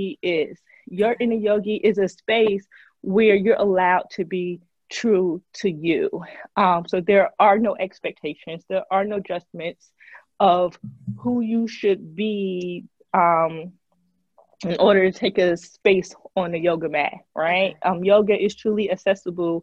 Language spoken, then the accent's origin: English; New Jersey, United States; moved away as an adult; now in Memphis, United States; I'm originally from Jersey, and I moved to Memphis.